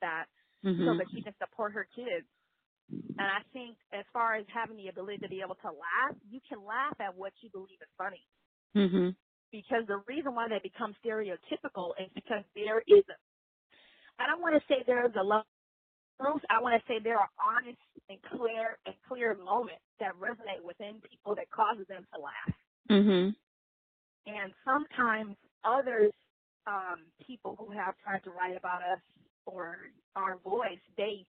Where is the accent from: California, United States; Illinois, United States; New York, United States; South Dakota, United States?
California, United States; Bay Area; also born or lived in Houston, Texas; my family migrated to the Bay Area when I was about 8 years old. So I've been here since third grade